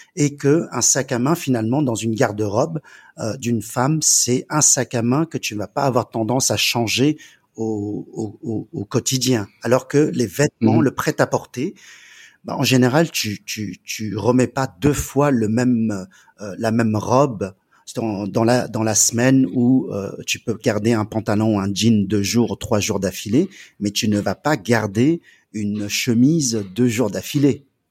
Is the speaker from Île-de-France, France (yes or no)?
yes; Paris, Île-de-France, France; also born or lived in China; j'ai grandi en Chine pendant 10 ans et lorsque je suis arrivé en, en France à l'âge de 10 ans